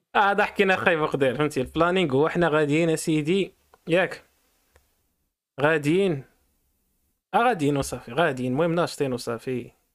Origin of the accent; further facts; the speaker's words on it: Morocco; حنا كمغاربه